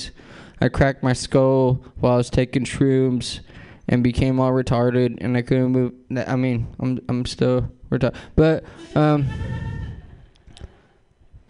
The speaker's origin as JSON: {"language": "English", "town": "San Francisco", "region": "California", "country": "United States", "tie": "born or raised there", "said": "I grew up in San Francisco"}